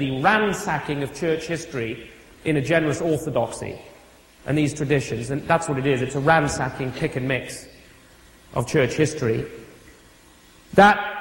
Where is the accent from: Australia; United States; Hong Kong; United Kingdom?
United Kingdom; now in Stouffville, Canada; As a European, and I hate to call myself that because I'm British